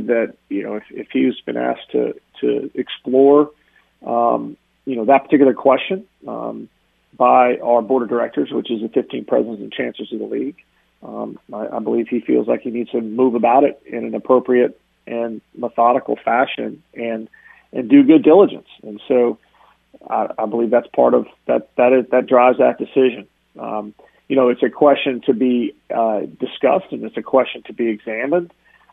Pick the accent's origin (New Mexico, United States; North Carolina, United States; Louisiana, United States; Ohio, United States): North Carolina, United States; Tobacco Road; I grew up on Tobacco Road and grew up in ACC basketball